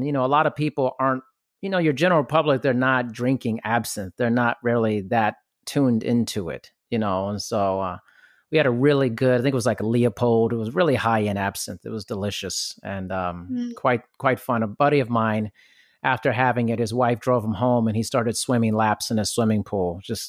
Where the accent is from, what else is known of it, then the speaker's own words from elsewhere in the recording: Germany; I grew up partially in Germany, so I'm kind of used to that in a sense.